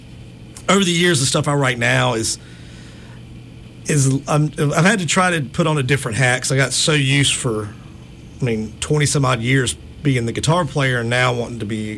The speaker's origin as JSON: {"language": "English", "region": "Gulf Coast", "country": "United States", "tie": "born or raised there", "said": "Growing up on the Gulf Coast, especially growing up like doing junior sailing and racing at the yacht club and stuff, it was like … was everywhere."}